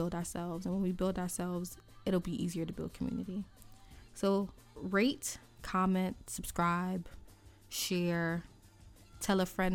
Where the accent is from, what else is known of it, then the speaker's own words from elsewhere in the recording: New York City, New York, United States; here in New York City, because I'm from New York City